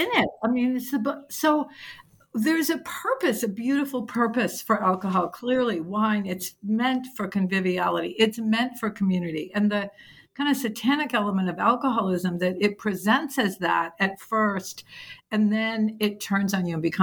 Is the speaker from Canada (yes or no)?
no; New England, United States; I come from New England where it's like, no, you just work harder and that's how you get.